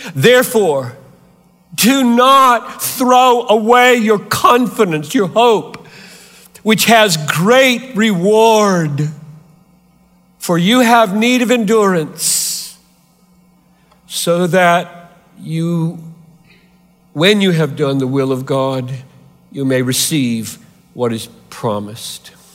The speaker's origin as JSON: {"language": "English", "town": "Greenville", "region": "South Carolina", "country": "United States", "tie": "born or raised there", "moved": "yes", "said": "I grew up three hours from here in Greenville, South Carolina."}